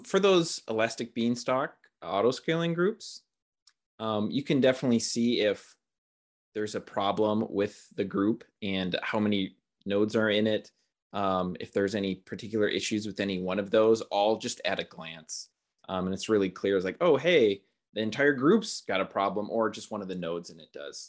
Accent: Milwaukee, Wisconsin, United States; also born or lived in Eau Claire, Wisconsin; I grew up in Milwaukee.

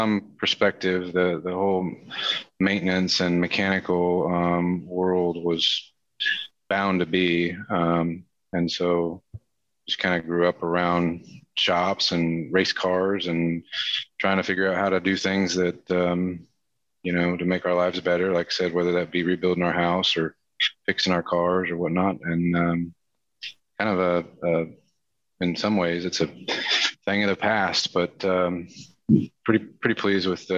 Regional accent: Nebraska, United States; moved away as an adult; also born or lived in Charlotte area; now in Charlotte, United States; No, I'm a transplant from the Midwest. I grew up really in Nebraska

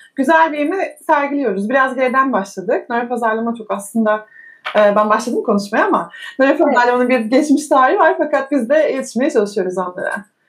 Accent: Eskişehir, Turkey; 1985 Eskişehir doğumluyum

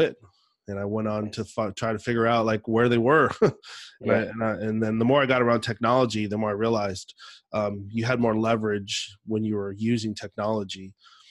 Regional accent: the Northwest, Pacific Northwest, United States; growing up in the Northwest

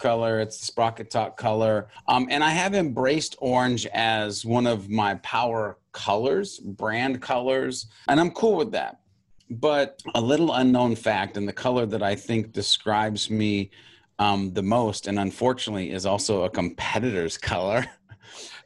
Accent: Montana, United States; moved away; also born or lived in California; I grew up in Montana. And I was a country boy through and through

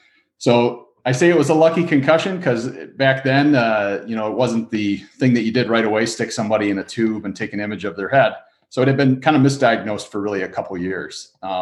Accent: Saugerties, New York, United States; moved away as an adult; now in Ohio, United States; I am originally from Saugerties, New York, which is actually right at the top of Ulster County. So it's as far north as the Hudson Valley chapter stretches, but it's right in the middle of the mountains up a little bit further north. So it's a pretty area.

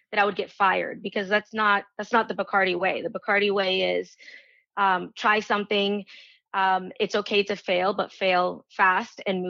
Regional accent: Venezuela; moved away; I was born in Venezuela and I was, you know, I grew up traveling

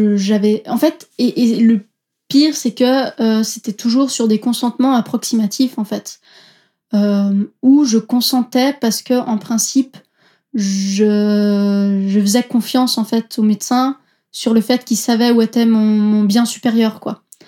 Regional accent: Switzerland; Je suis d'origine italienne, euh, mes parents viennent de Naples, mais je suis née et j'ai grandi en Suisse.

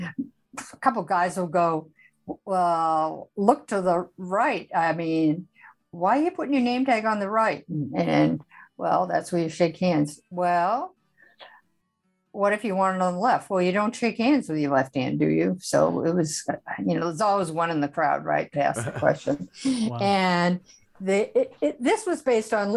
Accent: Northern United States, United States; accent: Yankee; now in Austin, United States; a Yankee to boot

